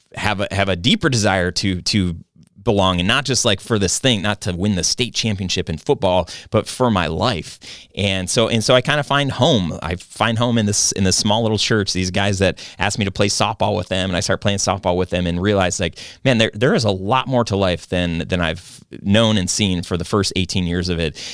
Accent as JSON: {"language": "English", "region": "Michigan", "country": "United States", "tie": "born or raised there"}